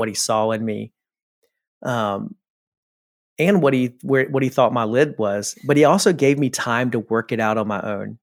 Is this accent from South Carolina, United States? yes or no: yes; South Carolina, United States; I grew up in South Carolina